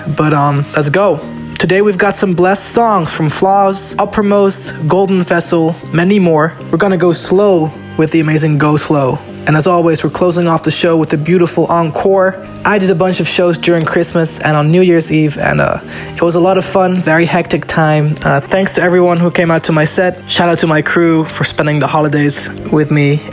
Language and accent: English; Zoetermeer, South Holland, Netherlands; Zoetermeer, my hometown